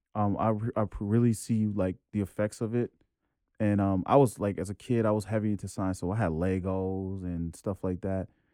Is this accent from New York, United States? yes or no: yes; New York City, New York, United States; I'm New York, born and raised, Jamaica, Queens